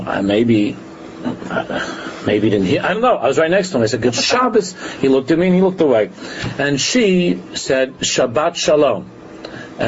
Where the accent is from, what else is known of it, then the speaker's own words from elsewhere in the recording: New York, United States; When we grew up in New York, I didn't go to a yeshiva